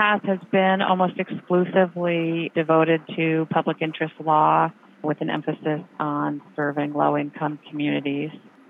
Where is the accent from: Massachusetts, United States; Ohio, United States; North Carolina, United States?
Massachusetts, United States; Cambridge; moved away as an adult; also born or lived in Pennsylvania / New York / Boston; now in Rhode Island, United States; I grew up in Cambridge, Massachusetts, and I went to college in Pennsylvania, Bryn Mawr College.